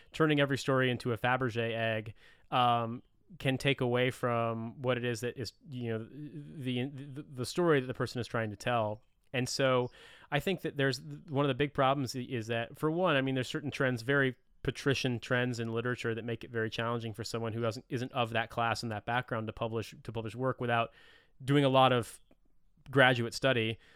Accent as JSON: {"language": "English", "region": "Indiana", "country": "United States", "said": "I'm from the Midwest. I'm from Indiana."}